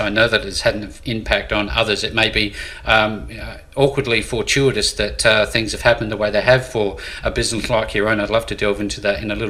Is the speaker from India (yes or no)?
no; Australia; I'm an Australian cricket follower